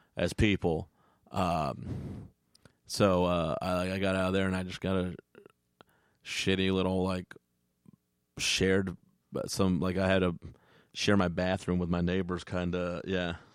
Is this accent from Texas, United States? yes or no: yes; Texas, United States; moved away; grew up in Texas